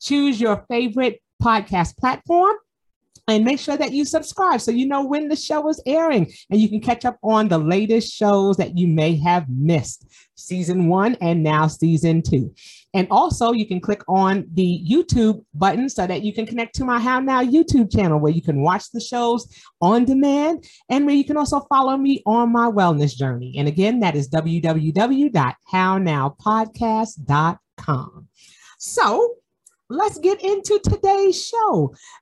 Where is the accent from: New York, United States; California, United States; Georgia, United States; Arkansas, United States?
New York, United States; New York City; it's my hometown.